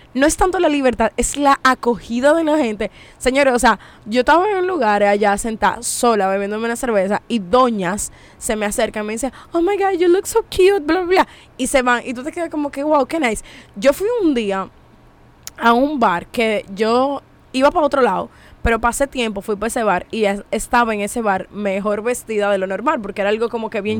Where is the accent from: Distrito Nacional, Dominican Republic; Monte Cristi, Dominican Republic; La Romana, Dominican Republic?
Monte Cristi, Dominican Republic; soy de pueblo soy de Montecristi de Jabón